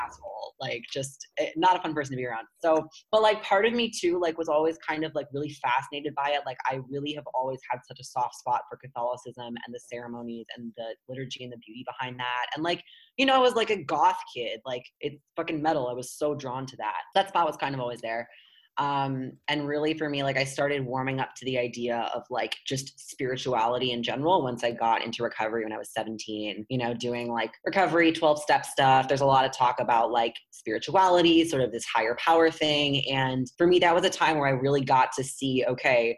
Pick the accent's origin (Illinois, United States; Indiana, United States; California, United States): Illinois, United States; Chicago; I grew up in Chicago